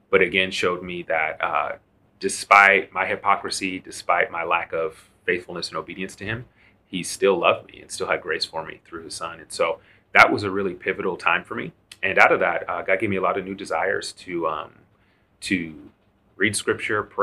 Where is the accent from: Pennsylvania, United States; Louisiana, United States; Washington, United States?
Washington, United States; Seattle; moved away as an adult; also born or lived in Boston, Massachusetts; now in Memphis, United States; I grew up in Seattle, north of Seattle